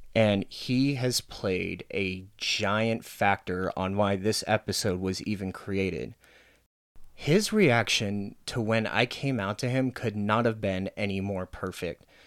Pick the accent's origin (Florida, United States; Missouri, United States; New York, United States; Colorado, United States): Colorado, United States; Arvada; You and me, we grew up in Arvada, which is a very white bread town